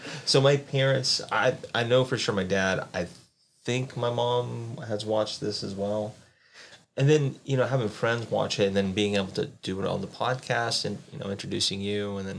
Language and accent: English; South Carolina, United States; moved away as an adult; I grew up in South Carolina. So before I moved up here, I was staying with my parents at the time.